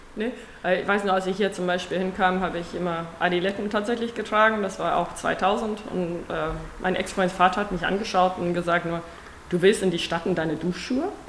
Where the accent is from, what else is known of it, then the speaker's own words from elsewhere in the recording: South Africa; German is a second language; moved away as an adult; now in Germany; keine Deutsche, wie man wahrscheinlich im Laufe dieses Gesprächs hören wird. Ähm, seit 2000 wohne ich in Deutschland, da habe ich, bin ich aus Südafrika die Liebe nach nach Deutschland gekommen.